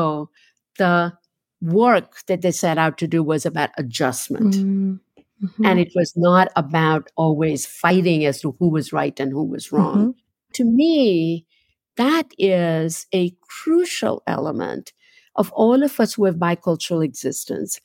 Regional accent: Ahmedabad, Gujarat, India; moved away as an adult; now in New York, United States; sometimes I'm just a girl from Ahmedabad who lives in New York. And sometimes I'm a New Yorker mm-hmm. who actually is from Gujarat.

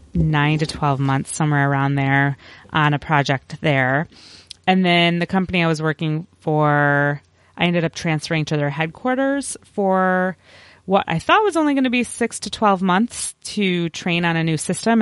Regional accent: Chicago, Illinois, United States; moved away as an adult; also born or lived in Champaign, Illinois / Jefferson City, Missouri / Virginia / Washington, District of Columbia, United States; I was born and raised in the Chicago area, so a suburb of Chicago

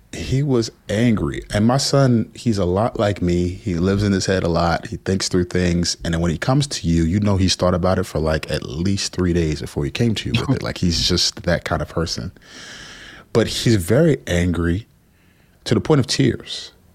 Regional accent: New Jersey, United States; also born or lived in Houston, Texas; We moved to Jersey after some tumultuous things there and primarily raised by my grandparents.

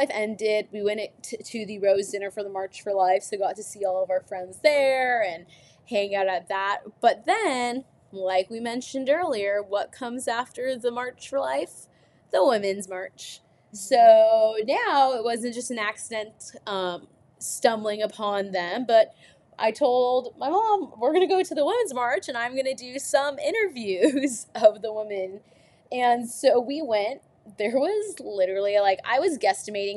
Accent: California, United States; We're from California

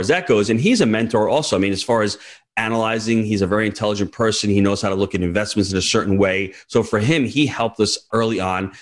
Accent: New York, United States; as a New Yorker

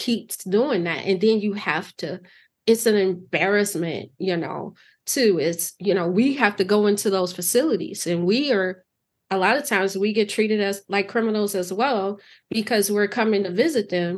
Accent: Chicago, Illinois, United States; growing up in Chicago

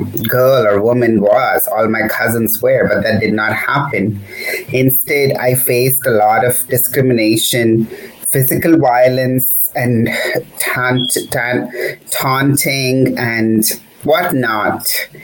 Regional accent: Hyderabad, Telangana, India; now in San Francisco Bay Area, United States; I grew up in a very secular city of Hyderabad in the south, where my friends were from different backgrounds

